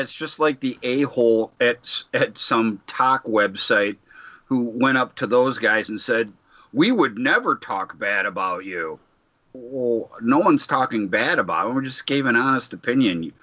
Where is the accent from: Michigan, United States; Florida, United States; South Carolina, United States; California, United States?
Michigan, United States; Detroit; I'm from Detroit